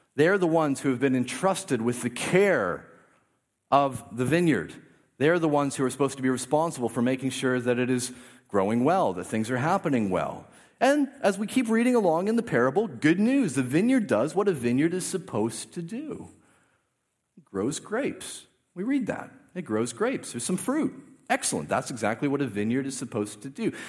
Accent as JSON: {"language": "English", "country": "Canada", "tie": "born or raised there", "said": "I grew up in a, very much in a Canadian Christian culture"}